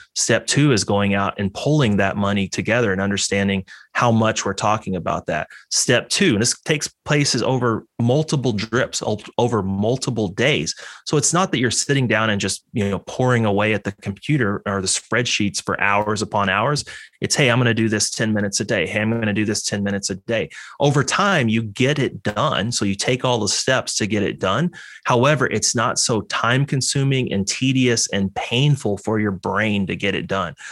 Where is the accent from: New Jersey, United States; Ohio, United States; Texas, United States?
Texas, United States; moved away; I grew up in Texas.